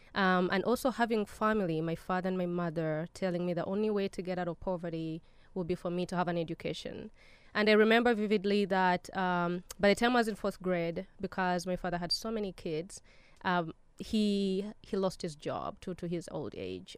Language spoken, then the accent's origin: English; Uganda; now in United States; I was born in Uganda